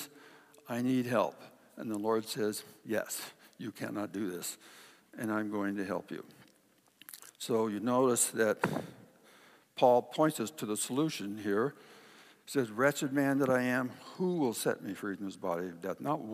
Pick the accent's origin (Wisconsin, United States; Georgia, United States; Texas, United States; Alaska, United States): Alaska, United States; Kodiak; When I was a kid, my dad would, in Kodiak, trap beaver and otter for kind of a sideline, and I got to go along with him.